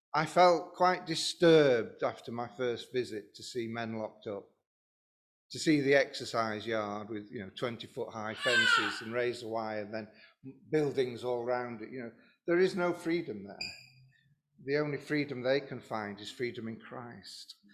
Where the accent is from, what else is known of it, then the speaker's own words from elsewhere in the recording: Lincoln, East Midlands, United Kingdom; I'm from Lincoln, and I was the pastor of Lincoln Evangelical Church.